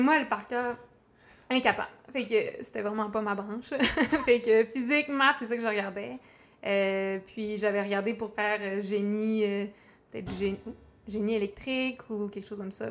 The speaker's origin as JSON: {"language": "French", "town": "Chicoutimi", "region": "Quebec", "country": "Canada", "tie": "born or raised there", "said": "je suis originaire du Saguenay. OK. De Chicoutimi."}